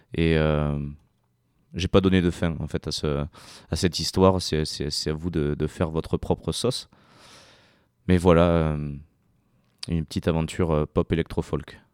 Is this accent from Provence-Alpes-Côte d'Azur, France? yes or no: no; Sarlat-la-Canéda, Nouvelle-Aquitaine, France; je viens de Sarlat terre euh, occitane